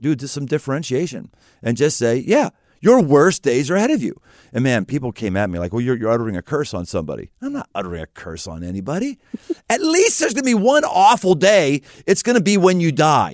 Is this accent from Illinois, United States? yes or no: no; Pittsburgh, Pennsylvania, United States; moved away; I came from Pittsburgh